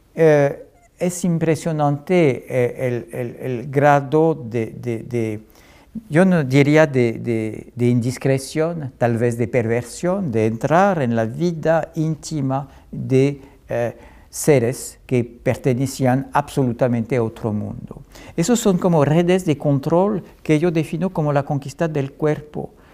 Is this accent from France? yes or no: yes; France; yo soy historiador francés y europeo